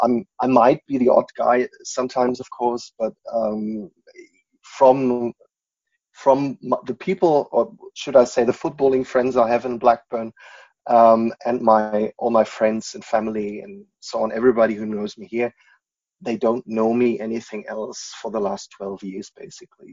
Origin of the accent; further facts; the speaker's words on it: Munich, Bavaria, Germany; English is a second language; also born or lived in United States; I'm born and bred Bavarian